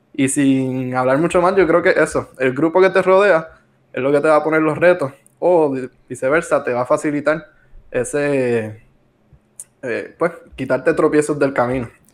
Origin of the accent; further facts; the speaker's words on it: Arecibo, Puerto Rico; somos de, de Arecibo